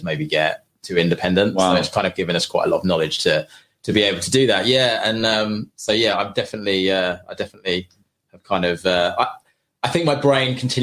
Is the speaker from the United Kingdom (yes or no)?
yes; St Ives, East of England, United Kingdom; also born or lived in London; I grew up in St. Ives. So I went to school at St. Ivo